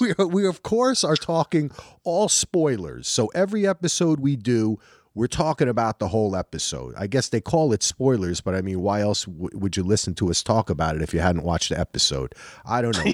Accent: New Jersey, United States; moved away; also born or lived in North Carolina; I'm from New Jersey

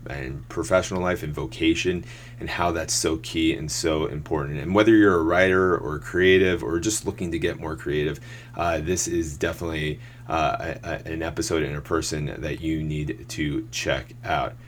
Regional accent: Mountain Lakes, New Jersey, United States; I grew up in my small church in St. Catherine of Siena in Mountain Lakes

